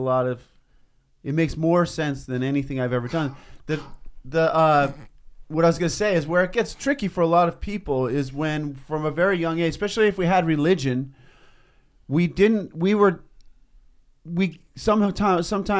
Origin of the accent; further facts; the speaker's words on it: East Coast, United States; now in Los Angeles, United States; I come from the East Coast, but then I was implanted over here